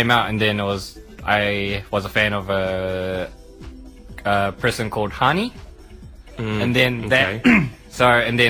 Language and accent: English; Christchurch, Canterbury, New Zealand; I'm from Christchurch